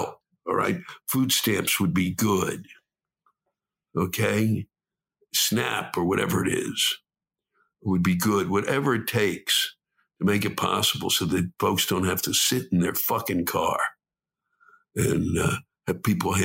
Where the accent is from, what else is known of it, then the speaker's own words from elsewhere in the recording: Washington, District of Columbia, United States; I was born and raised in Washington.